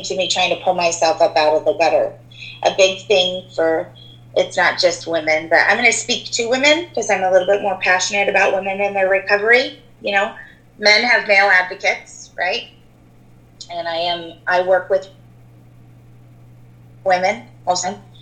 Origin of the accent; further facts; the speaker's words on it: Port Orchard, Washington, United States; I grew up in Port Orchard with you